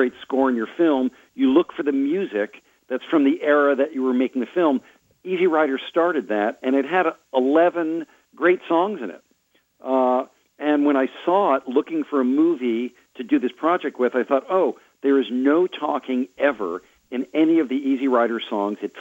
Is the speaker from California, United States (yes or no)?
yes; Marin, California, United States; I'm from Marin, California